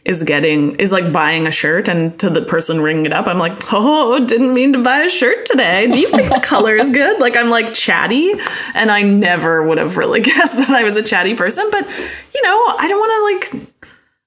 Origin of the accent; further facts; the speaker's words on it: Fort McMurray, Alberta, Canada; now in Vancouver, Canada; I grew up in Fort McMurray, so like it wasn't very walkable.